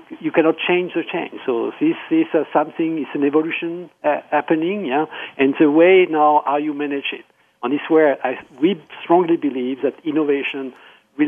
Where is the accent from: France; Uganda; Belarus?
France; moved away; also born or lived in Austria; I am French, but I call from Austria.